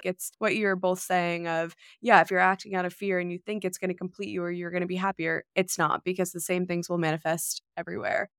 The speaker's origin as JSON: {"language": "English", "region": "New York", "country": "United States", "tie": "born or raised there", "said": "I grew up in New York, I've been in the city for the last three years"}